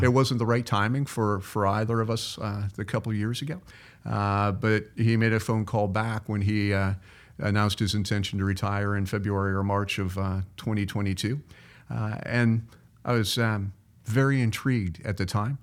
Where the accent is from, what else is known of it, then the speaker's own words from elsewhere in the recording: Cincinnati, Ohio, United States; also born or lived in Florida; now in Iowa, United States; I grew up in Cincinnati